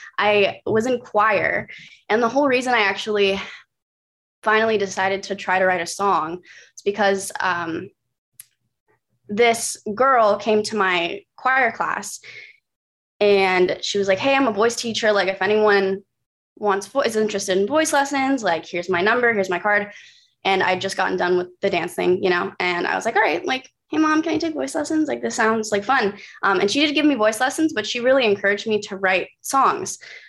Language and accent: English; Burbank, California, United States; born there; also born or lived in San Francisco / Atlanta / San Diego; No, I was born in Burbank. So okay. I'm split around a lot of places.